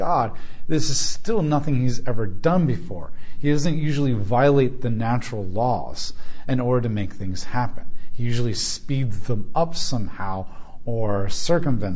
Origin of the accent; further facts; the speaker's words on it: United States; as American Christians